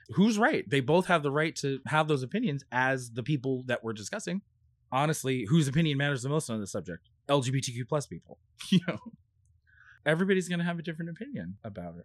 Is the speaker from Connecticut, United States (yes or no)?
no; California, United States; also born or lived in New Jersey; now in New York City, United States; we moved to California when I was four and a half